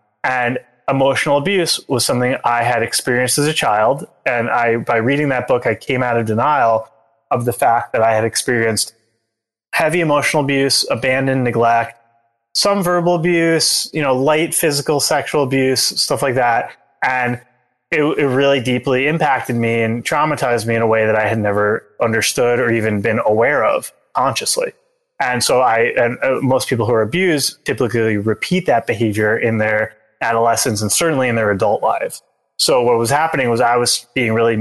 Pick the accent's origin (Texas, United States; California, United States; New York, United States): New York, United States; Long Island; I grew up outside of New York City on Long Island